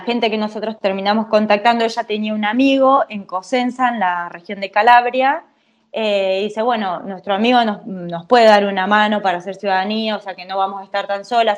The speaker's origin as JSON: {"language": "Spanish", "town": "El Triunfo", "region": "Buenos Aires Province", "country": "Argentina", "tie": "born or raised there", "moved": "as an adult", "lives_now": "Italy", "said": "soy argentina, claramente, eh, y vengo de un pueblo de la provincia de Buenos Aires, muy chiquito, que se llama El Triunfo"}